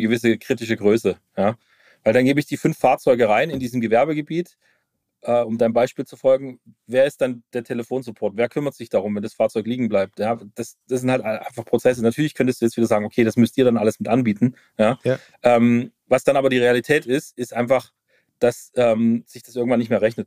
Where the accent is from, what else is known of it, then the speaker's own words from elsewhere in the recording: Stuttgart, Baden-Württemberg, Germany; ich komme aus Stuttgart, Automotive Town